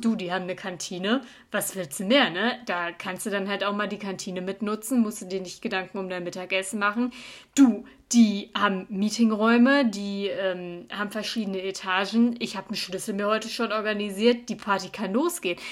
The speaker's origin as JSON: {"language": "German", "town": "Cologne", "region": "North Rhine-Westphalia", "country": "Germany", "moved": "as an adult", "lives_now": "Munich, Germany", "said": "ich bin aus Köln"}